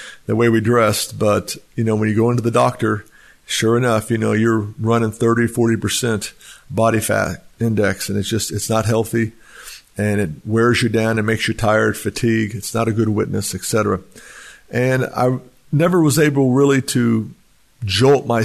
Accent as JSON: {"language": "English", "country": "United States", "tie": "born or raised there", "said": "I was raised in Texas, Oklahoma area"}